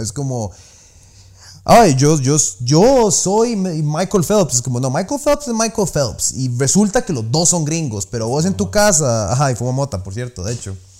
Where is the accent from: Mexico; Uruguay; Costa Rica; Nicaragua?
Costa Rica; soy tico